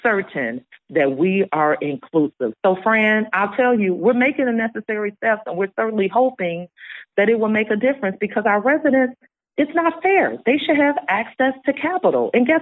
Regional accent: Chicago, Illinois, United States; I was born in Inglewood, raised on the West Side.

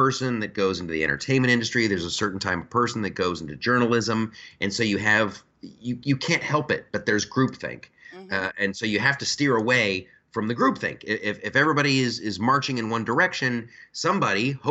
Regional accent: United States; I'm an American.

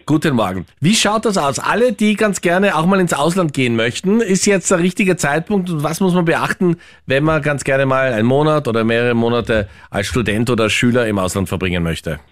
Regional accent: Austria; als Österreicher

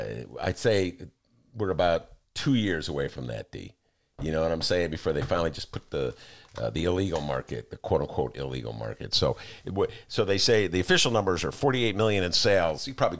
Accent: Chicago, Illinois, United States; I'm a Chicagoan.

